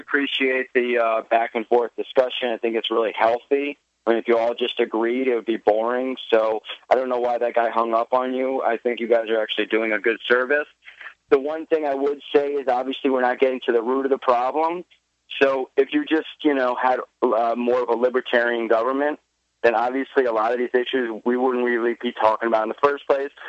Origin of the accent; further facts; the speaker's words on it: New York City, New York, United States; I grew up in Brooklyn, but I also spent a couple of years in the suburbs